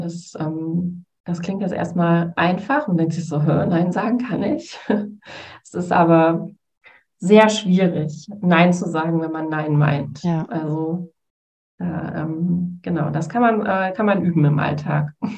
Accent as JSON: {"language": "German", "town": "Essen", "region": "North Rhine-Westphalia", "country": "Germany", "said": "ich komme äh, tatsächlich auch aus Essen"}